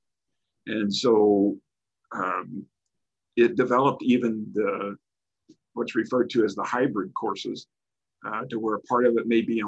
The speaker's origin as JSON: {"language": "English", "town": "Farmington", "region": "Missouri", "country": "United States", "tie": "born or raised there", "said": "I'm originally from Farmington, Missouri. Graduated high school there"}